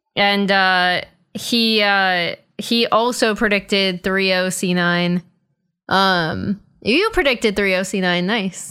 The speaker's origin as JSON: {"language": "English", "town": "Boston", "region": "Massachusetts", "country": "United States", "moved": "yes", "lives_now": "Los Angeles, United States", "said": "I'm from Boston"}